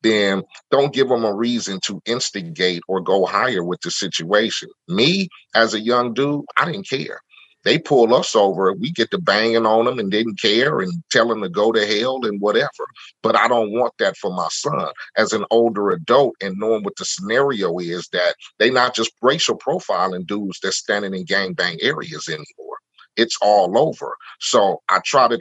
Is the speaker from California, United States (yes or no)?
yes; Compton, California, United States; me living in Compton and growing up in Compton